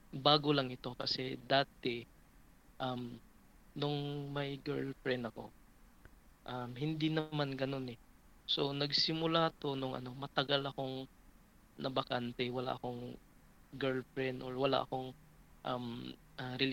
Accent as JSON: {"language": "Tagalog", "region": "Visayas", "country": "Philippines", "said": "I'm from Visayas. So, I'm 33 years old."}